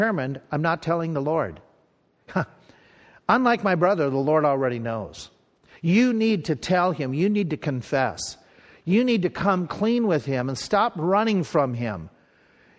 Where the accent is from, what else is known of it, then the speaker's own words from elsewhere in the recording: Pierz, Minnesota, United States; this little town where I grew up in Piers and where I went to grade school